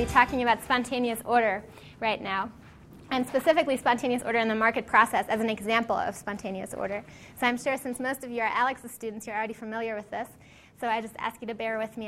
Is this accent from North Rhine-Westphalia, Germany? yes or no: yes; Cologne, North Rhine-Westphalia, Germany; moved away; It's a shopping street in my hometown in Cologne in Germany.